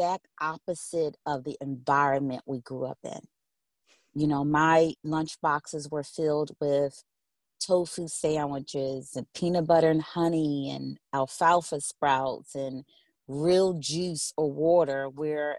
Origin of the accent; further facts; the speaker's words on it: Philadelphia, Pennsylvania, United States; I grew up in West Philadelphia, close walking distance to Drexel University and University of Penn